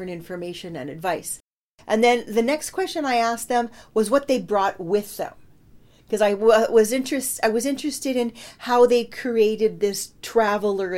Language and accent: English; Saskatoon, Saskatchewan, Canada; I grew up in Saskatoon